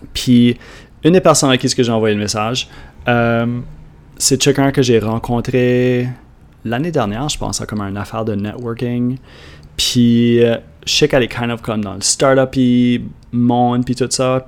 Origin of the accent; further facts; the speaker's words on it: Canada; accent: Acadian; comme parler acadien. C'est moi qui l'ai enregistré, ça c'est mon accent